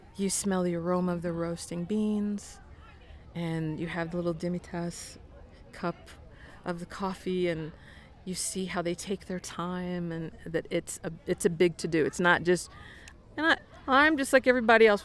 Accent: Denver, Colorado, United States; moved away as an adult; also born or lived in Washington, D.C.; I grew up here in Denver

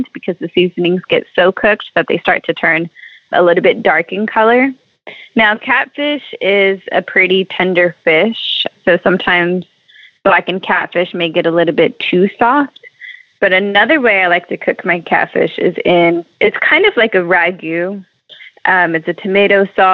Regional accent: San Antonio, Texas, United States; now in Houston, United States; I grew up in San Antonio

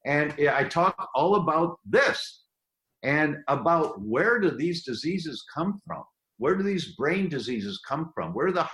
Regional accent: United States; I'm an American

